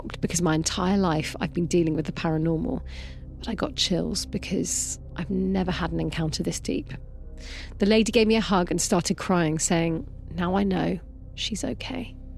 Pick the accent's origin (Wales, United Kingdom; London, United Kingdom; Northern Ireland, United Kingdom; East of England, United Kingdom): Wales, United Kingdom; Oh, and also I'm Welsh